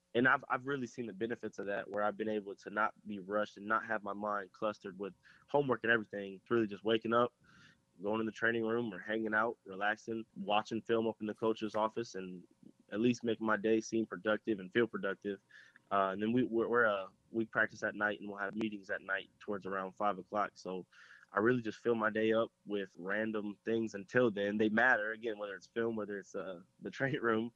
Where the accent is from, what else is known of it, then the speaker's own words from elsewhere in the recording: Pickerington, Ohio, United States; moved away as an adult; now in South Carolina, United States; I'm originally from from Pickerington, Ohio